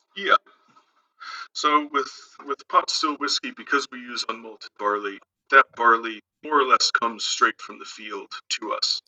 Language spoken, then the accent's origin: English; Gettysburg, Pennsylvania, United States; also born or lived in Bend, Oregon; now in Ireland; I'm originally from Gettysburg, Pennsylvania